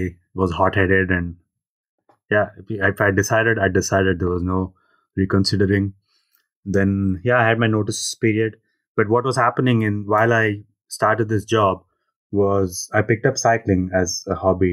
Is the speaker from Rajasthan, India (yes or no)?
no; Hyderabad, Telangana, India; moved away; moving back to my hometown